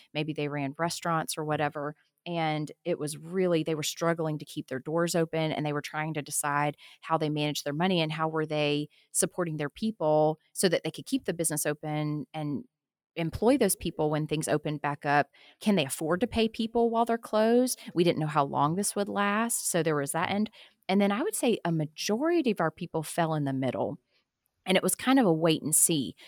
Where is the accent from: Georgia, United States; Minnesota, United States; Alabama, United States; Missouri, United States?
Alabama, United States; Tuscaloosa; moved away as an adult; also born or lived in Tucson, Arizona; I grew up in Tuscaloosa, Alabama, but I went to college out in Tucson, Arizona